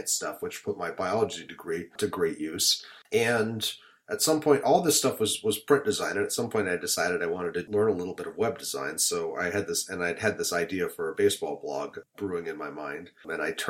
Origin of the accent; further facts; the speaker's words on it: Salt Lake City, Utah, United States; moved away as an adult; also born or lived in Seattle, Washington / Providence, Rhode Island / Manhattan, New York; now in Brooklyn, United States; I was born in Seattle, grew up in Salt Lake City, Utah